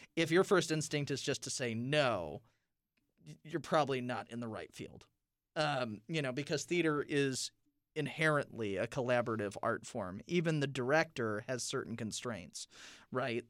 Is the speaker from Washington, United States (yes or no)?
no; South Bend, Indiana, United States; I'm from South Bend, Indiana